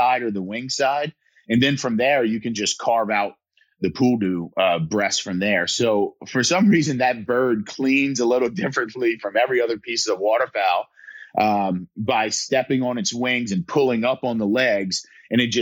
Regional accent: south Louisiana, United States; my hometown

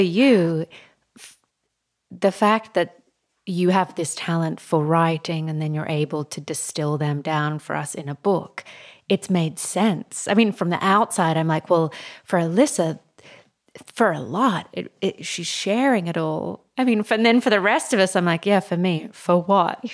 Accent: Australia; now in New York City, United States; growing up in Australia

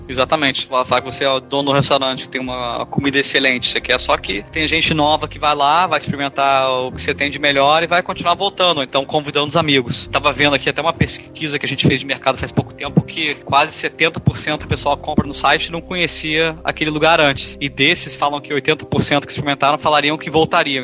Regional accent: Brasília, Federal District, Brazil; moved away as an adult; sou de Brasília, só que em vez de ficar em Brasília pra minha graduação, acabei estudando fora

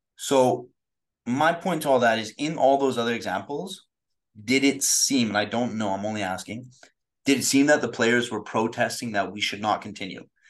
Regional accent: Canada; growing up in Canada

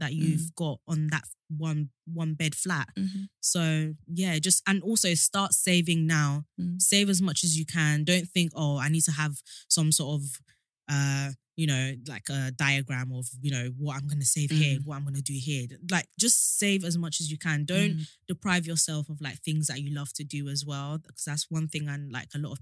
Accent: Kent, South East England, United Kingdom; I've always lived in Kent, so I bought in Kent.

